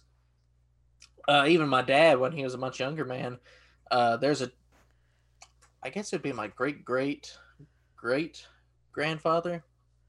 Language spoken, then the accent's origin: English; East Tennessee, United States; my hometown in East Tennessee.